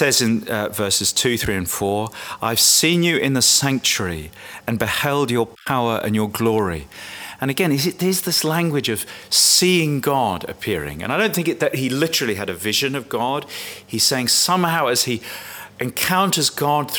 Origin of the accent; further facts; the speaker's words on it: England, United Kingdom; I'm English